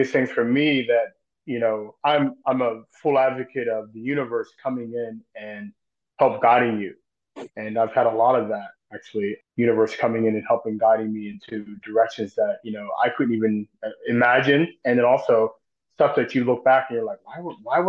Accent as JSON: {"language": "English", "town": "Pittsburgh", "region": "Pennsylvania", "country": "United States", "tie": "born or raised there", "said": "I grew up here in Pittsburgh"}